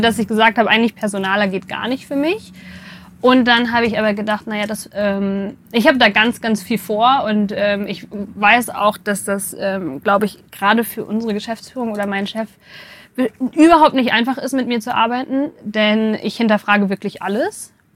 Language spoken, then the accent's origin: German; Bielefeld, North Rhine-Westphalia, Germany; Ich komme, jetzt bin ich gespannt, ähm, aus Bielefeld. Ich bin in Bielefeld geboren.